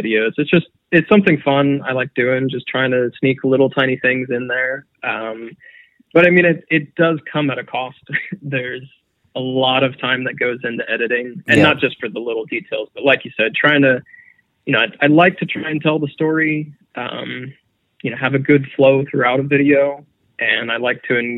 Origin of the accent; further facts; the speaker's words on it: Florida, United States; I grew up in Florida.